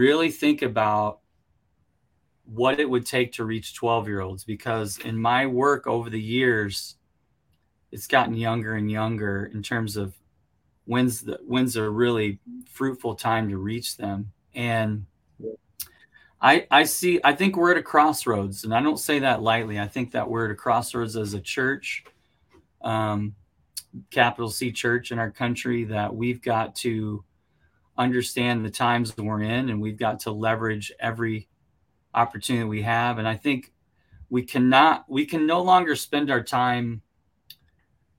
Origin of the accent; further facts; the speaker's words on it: United States; speaking as an American here